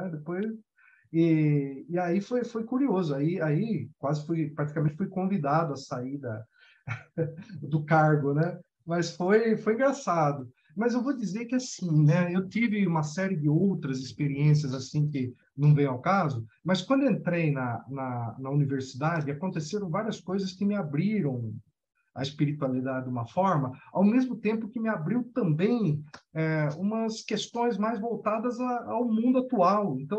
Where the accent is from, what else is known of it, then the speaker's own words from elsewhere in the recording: interior of São Paulo, Brazil; eu sou do interior de São Paulo